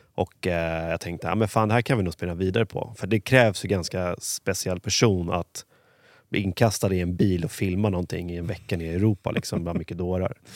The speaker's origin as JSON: {"language": "Swedish", "town": "Huddinge", "region": "Stockholm County", "country": "Sweden", "tie": "born or raised there", "said": "är uppvuxen i Huddinge."}